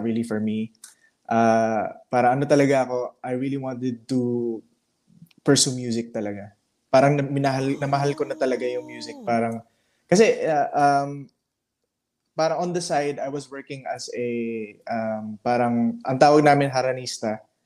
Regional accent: Butuan, Caraga, Philippines; also born or lived in Cebu; But I really I really grew up in Butuan. So I grew up in Butuan City

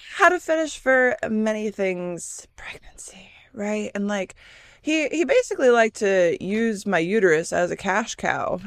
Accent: Michigan, United States; moved away; also born or lived in California; growing up in Michigan

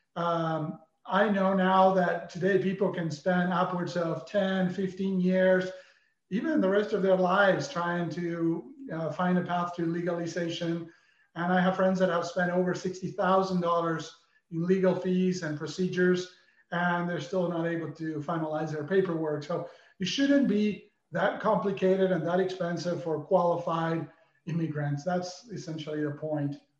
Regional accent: Argentina; moved away as an adult; now in United States; growing up in Argentina

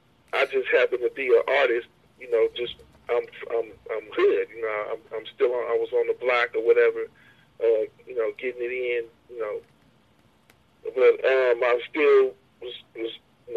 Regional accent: Hayward, California, United States; where I'm at, I grew up out on Hayward, we 5 minutes from Oakland, man, it's pimps all over the place

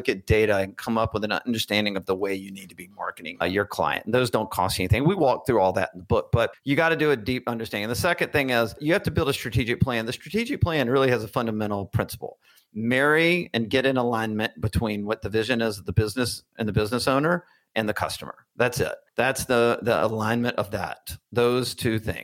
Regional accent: Birmingham, Alabama, United States; moved away as an adult; also born or lived in Washington, D.C.; I grew up in Birmingham, Alabama

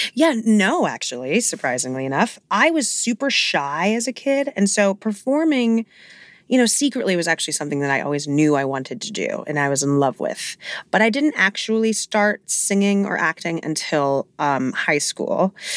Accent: New York City, New York, United States; I grew up in Hell's Kitchen, so I grew up literally blocks away from Broadway

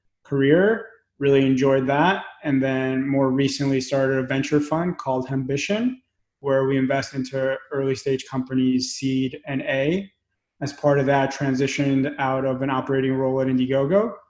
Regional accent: New York City, New York, United States; moved away; also born or lived in Belarus / Pennsylvania; I was born in Belarus, grew up in Brooklyn, and we moved to Pennsylvania.

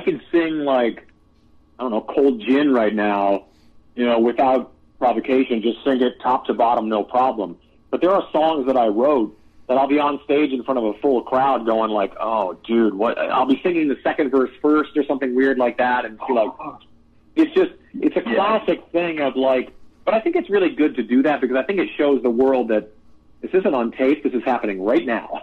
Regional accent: Canada; we're both Canadian, and we grew up on a lot of crazy regional Canadian music

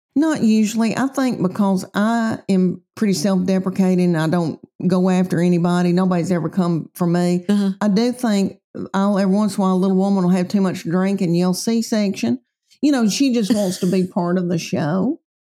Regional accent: right outside of Nashville, Tennessee, United States; I was raised right outside of Nashville.

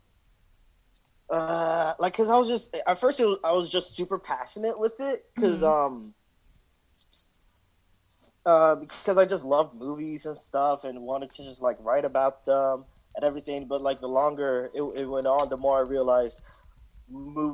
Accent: New York City, New York, United States; I grew up in Brooklyn and went to like Brooklyn middle schools

